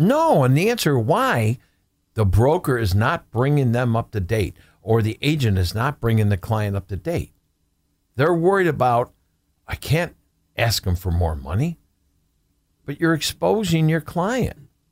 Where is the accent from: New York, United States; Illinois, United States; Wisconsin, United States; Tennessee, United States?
New York, United States; Buffalo; also born or lived in Amherst; born and raised in Buffalo, uh, live in Amherst